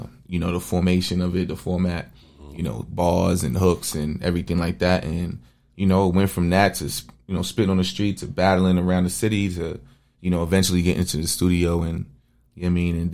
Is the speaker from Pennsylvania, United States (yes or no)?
no; New York City, New York, United States; now in Arizona, United States; I watched my hood go through it. I'm from Bedford-Stuyvesant.